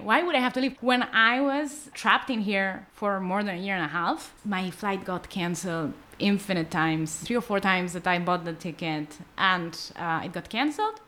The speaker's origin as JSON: {"language": "English", "town": "Barcelona", "region": "Catalonia", "country": "Spain", "tie": "born or raised there", "second_language": "English", "moved": "as an adult", "lives_now": "Tel Aviv, Israel", "said": "Growing up in Barcelona"}